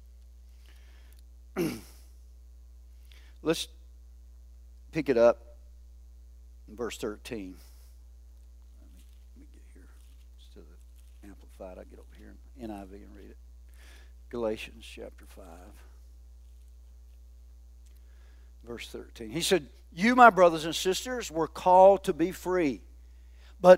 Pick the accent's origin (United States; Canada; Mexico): United States; the South; I'm a Southerner